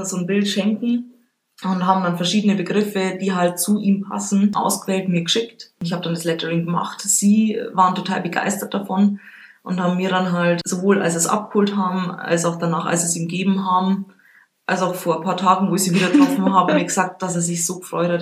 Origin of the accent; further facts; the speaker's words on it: Regensburg, Bavaria, Germany; gebürtige Rengsburgerin